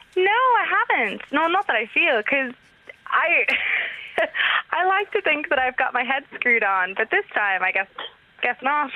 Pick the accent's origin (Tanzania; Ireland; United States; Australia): Ireland; Dublin, Leinster; I'm Dublin born and raised, but my mum and her side of the family are from Nashville, Tennessee, which is why I have a bit of an accent